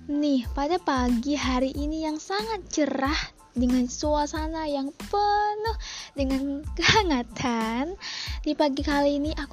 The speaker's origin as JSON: {"language": "Indonesian", "region": "Riau", "country": "Indonesia", "said": "dan gue berasal dari Provinsi Riau, Riau dan gue masih seorang pelajar. Umur gue masih 17 tahun"}